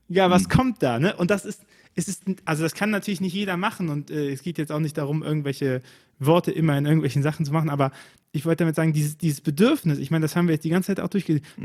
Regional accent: Rhineland, Germany; ich als Rheinländer

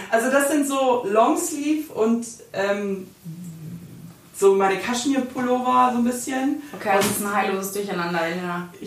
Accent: France; Ja, aber als Französin kann

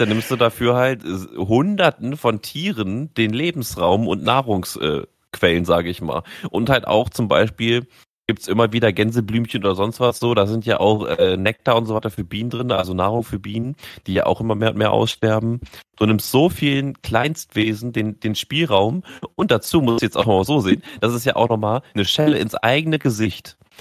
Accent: Germany; wir als Deutsche

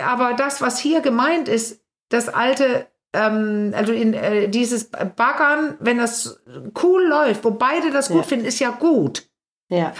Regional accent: Denmark; now in Germany; ich als Dänin

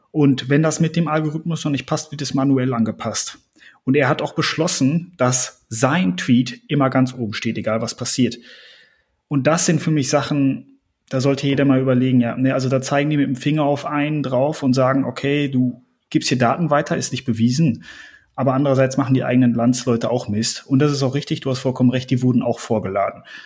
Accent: Germany; bei uns in Deutschland

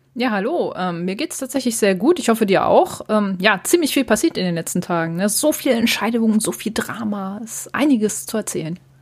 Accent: Hamburg, Germany; Ich als Hamburgerin

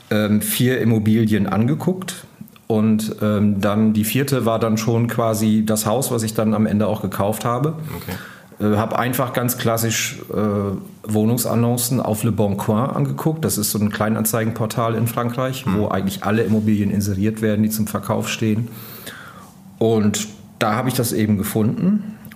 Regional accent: Lower Saxony, Germany; Und ja, außerdem bin ich in Ostfriesland auf dem Land aufgewachsen. Von daher war das Leben in der Stadt für mich äh, ohnehin immer eher ein Kompromiss.

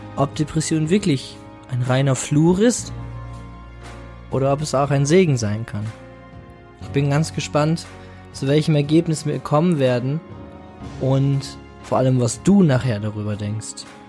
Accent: Bramsche, Lower Saxony, Germany; Ich bin geboren 1995 in Bramsche. Bramsche liegt nahe Osnabrück in Niedersachsen.

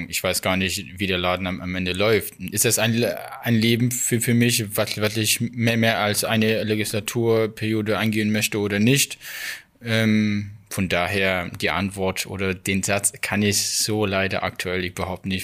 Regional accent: Saxony, Germany; ich fühle mich in, Ostdeutscher, in, als Ostdeutscher. Ich bin hier aufgewachsen.

